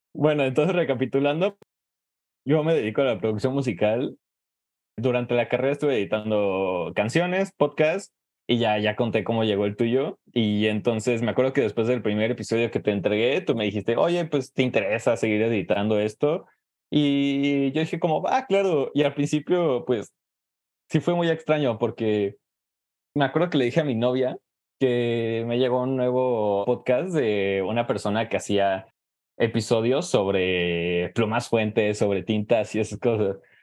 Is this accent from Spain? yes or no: no; Jalisco, Mexico; also born or lived in Mexico City; yo originalmente soy de Jalisco, eh, en México